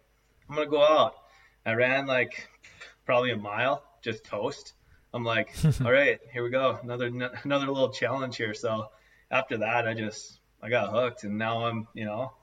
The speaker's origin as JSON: {"language": "English", "town": "Mandan", "region": "North Dakota", "country": "United States", "said": "I'm from Mandan, North Dakota"}